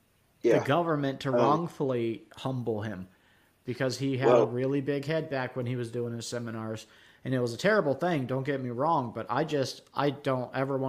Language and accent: English; the South, United States; I'm from the South.